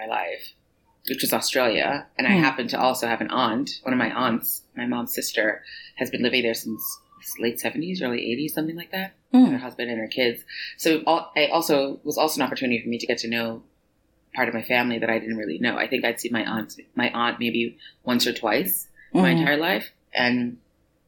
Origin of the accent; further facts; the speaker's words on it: New York City, New York, United States; moved away as an adult; also born or lived in Mandeville, Jamaica / Connecticut; now in Paris, France; I moved to New York City when I was 4 years old and pretty much lived there